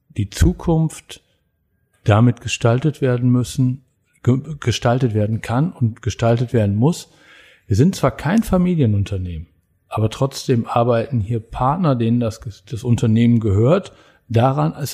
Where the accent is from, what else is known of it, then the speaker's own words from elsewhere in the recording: Germany; dass wir als Deutsche tatsächlich so eine Disziplin haben